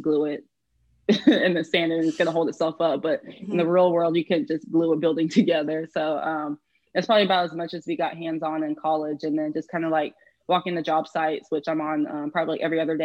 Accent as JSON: {"language": "English", "town": "Houston", "region": "Texas", "country": "United States", "tie": "born or raised there", "said": "I'm actually from Houston, so I have not moved"}